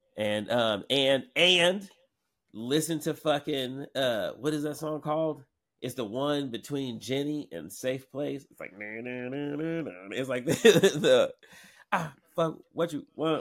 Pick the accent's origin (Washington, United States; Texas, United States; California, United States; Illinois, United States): Washington, United States; Seattle; also born or lived in New York; growing up in Seattle